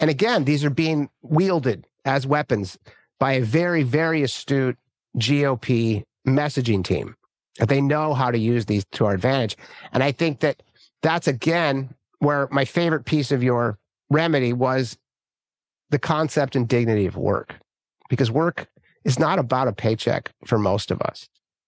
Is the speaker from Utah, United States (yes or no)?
no; California, United States; And the people I grew up with here in Northern California, these are hardworking, you know, God-fearing folks, right?